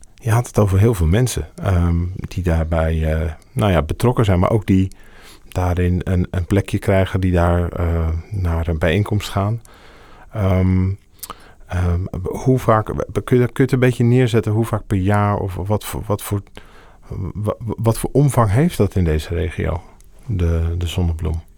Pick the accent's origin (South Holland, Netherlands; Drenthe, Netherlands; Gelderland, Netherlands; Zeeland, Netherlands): Drenthe, Netherlands; Assen; ik ben zelf geboren in Assen